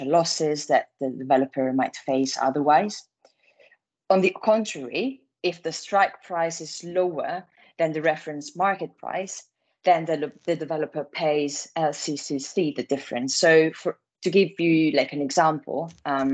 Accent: Italy; accent: Italian; English is a second language; moved away as an adult; now in London, United Kingdom; I'm Italian, as you might guess from my accent

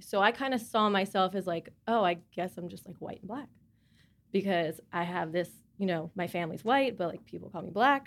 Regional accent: Charlotte, North Carolina, United States; I'm from Charlotte.

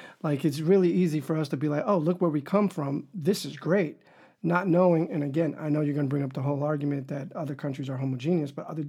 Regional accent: Dominican Republic; now in United States; because we come from the Dominican Republic where we don't have affirmative action

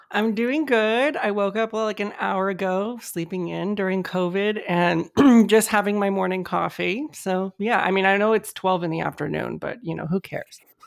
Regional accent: United States; Mexican American, I mean, I was born here in the States, and my, my parents were also born here in the States.

